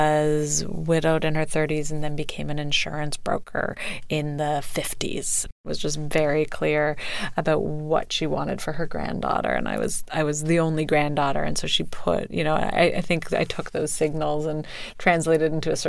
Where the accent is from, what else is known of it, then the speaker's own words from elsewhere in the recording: Canada; moved away; I'm from Canada.